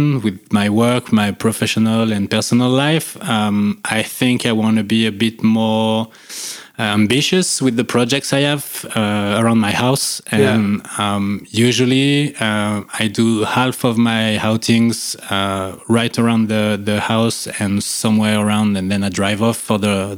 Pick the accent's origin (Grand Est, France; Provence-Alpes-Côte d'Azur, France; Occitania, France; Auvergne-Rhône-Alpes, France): Auvergne-Rhône-Alpes, France; near Lyon; also born or lived in Annecy, France; I was born and bred in the Rhône-Alpes region, but way closer to Lyon